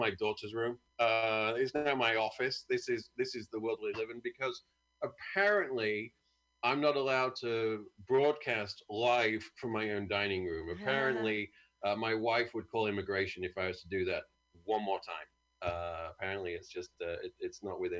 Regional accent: United Kingdom; I'm from a great country.

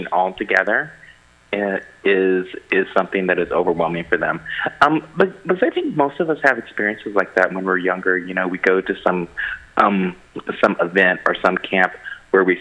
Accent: Tupelo and Stonewall, Oklahoma, United States; moved away as an adult; now in San Francisco, United States; I grew up between these two really small towns of Tupelo, Oklahoma, and Stonewall, Oklahoma

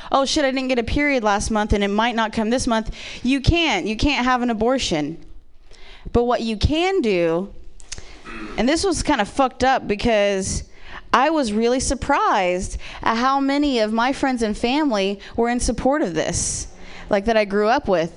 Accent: Ohio, United States; born or raised there; moved away

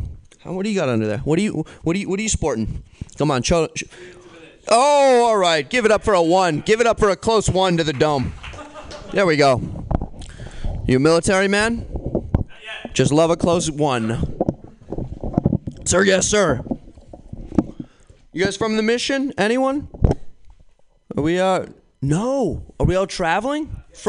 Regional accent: New York, United States; I'm from New York.

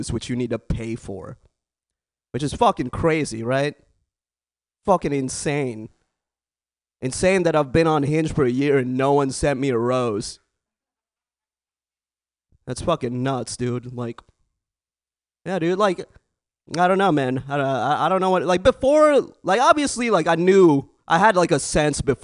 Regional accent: the Bay Area, California, United States; born and raised in the Bay

